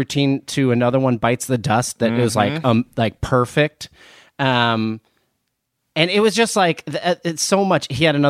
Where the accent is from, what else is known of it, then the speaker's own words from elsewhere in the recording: New Jersey, United States; I am from New Jersey, but I have been lucky enough to have been traveled there a lot in my 20s